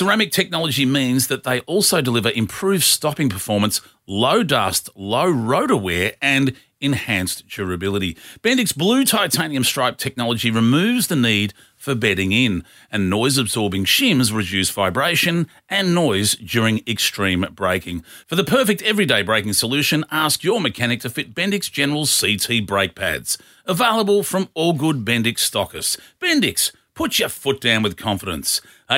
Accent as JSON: {"language": "English", "town": "Melbourne", "region": "Victoria", "country": "Australia", "said": "And not only that, it was in Melbourne, and I'm from Melbourne."}